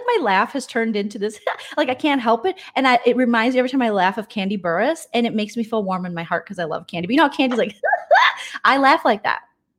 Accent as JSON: {"language": "English", "region": "Midwest", "country": "United States", "said": "and we're both from the Midwest"}